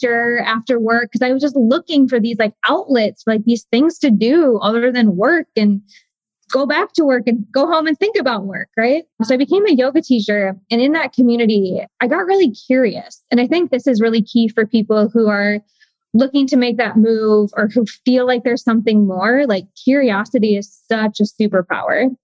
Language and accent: English; Midwest, United States; I grew up in the Midwest